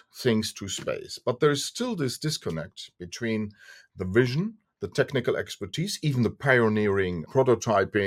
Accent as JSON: {"language": "English", "country": "Germany", "said": "Since we are from Europe, Germany"}